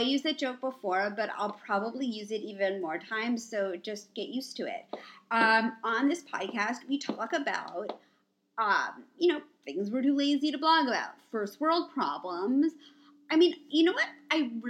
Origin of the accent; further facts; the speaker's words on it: New York City, New York, United States; I'm from New York. I grew up in the city.